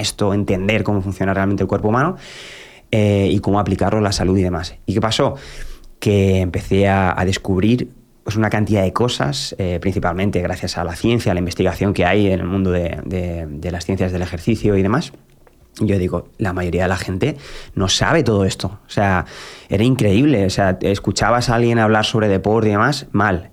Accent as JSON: {"language": "Spanish", "town": "Albacete", "region": "Castilla-La Mancha", "country": "Spain", "tie": "born or raised there", "said": "en mi ciudad natal, en Albacete"}